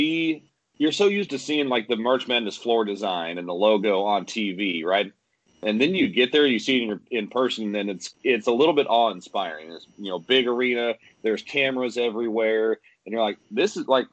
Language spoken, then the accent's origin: English; Tulsa, Oklahoma, United States; I'm from the Tulsa area, had moved away for a little while to call games and kind of work my way up the ladder, and was able to find myself landed back at ORU calling Division I games